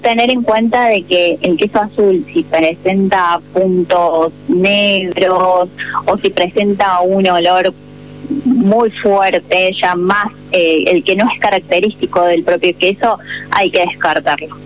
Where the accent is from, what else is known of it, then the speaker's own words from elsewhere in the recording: Córdoba, Argentina; moved away; soy, soy de Córdoba.